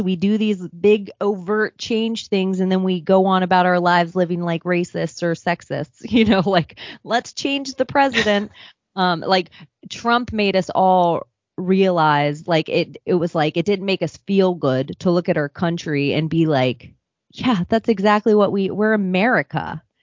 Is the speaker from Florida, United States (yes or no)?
yes; Palm Beach, Florida, United States; I'm from Palm Beach, Florida.